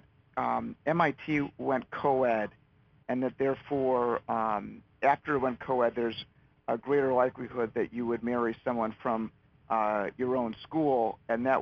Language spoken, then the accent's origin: English; Illinois, United States; moved away; I'm from Illinois originally